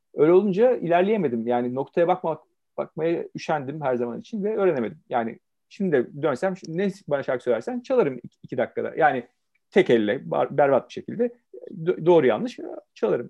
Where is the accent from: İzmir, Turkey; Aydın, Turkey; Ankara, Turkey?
Ankara, Turkey; first language Turkish; moved away as an adult; also born or lived in Istanbul / Romania; ben e, evet 70 doğumluyum, Ankara doğumluyum.